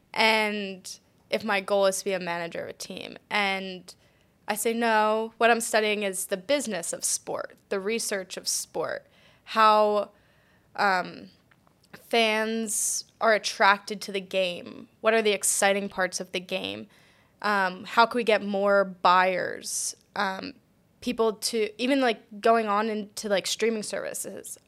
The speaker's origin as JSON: {"language": "English", "town": "Collegeville", "region": "Pennsylvania", "country": "United States", "also_born_or_lived": "Delaware / Texas", "moved": "as an adult", "said": "I am originally from Collegeville, Pennsylvania"}